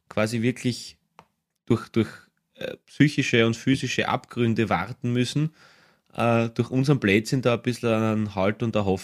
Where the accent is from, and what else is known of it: Austria